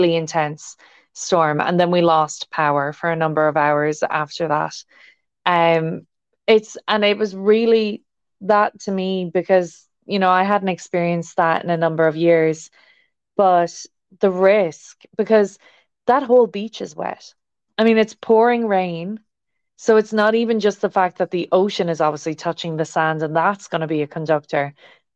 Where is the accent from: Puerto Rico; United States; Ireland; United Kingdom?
Ireland; growing up in Ireland, we have a lot of rain here without lightning